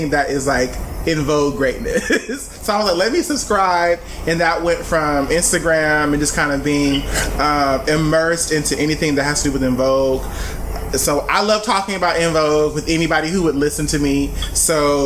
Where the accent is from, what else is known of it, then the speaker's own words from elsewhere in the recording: Los Angeles, California, United States; I'm from Los Angeles, California